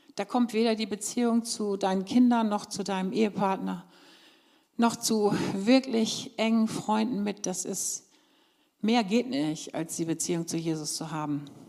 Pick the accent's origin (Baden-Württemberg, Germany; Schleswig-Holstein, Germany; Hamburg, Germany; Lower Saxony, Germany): Lower Saxony, Germany; moved away; ich komme ja ursprünglich aus Niedersachsen